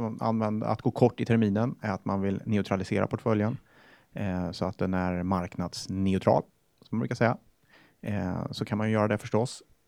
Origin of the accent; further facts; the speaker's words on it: Sweden; Jag är svensk.